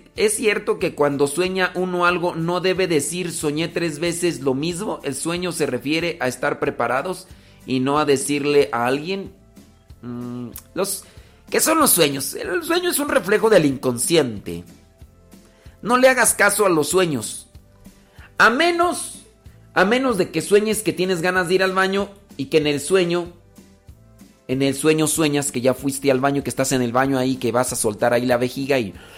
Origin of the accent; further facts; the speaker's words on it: Los Órganos, Guanajuato, Mexico; Yo no soy de Celaya, Guanajuato. Soy de un rancho que se llama Los Órganos Guanajuato